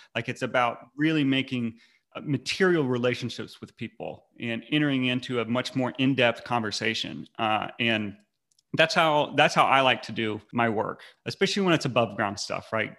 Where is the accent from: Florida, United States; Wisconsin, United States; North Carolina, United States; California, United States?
North Carolina, United States; I grew up in North Carolina. I've lived my entire life.